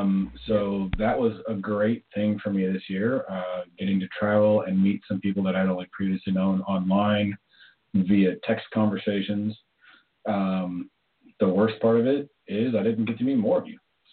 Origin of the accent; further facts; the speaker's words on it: Canada; I'm from Canada